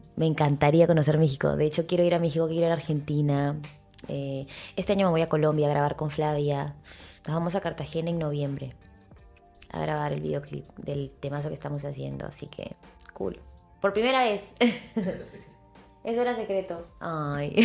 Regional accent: Peru; Como peruanos que somos

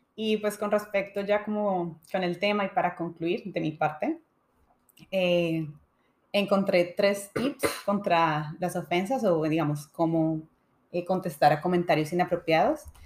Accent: Colombia; moved away; yo crecí en Colombia

